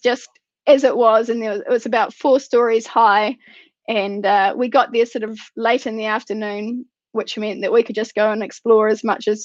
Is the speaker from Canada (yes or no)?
no; New Zealand